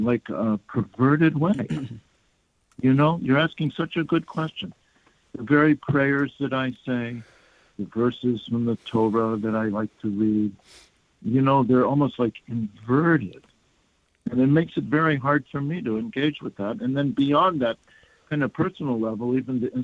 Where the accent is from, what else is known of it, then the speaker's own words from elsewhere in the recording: United States; as American Jews, American citizens who are Jews